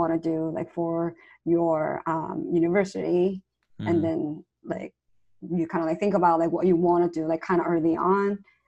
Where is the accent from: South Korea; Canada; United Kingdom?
South Korea; English is a second language; moved away as an adult; So I'm not from here. I'm actually from South Korea.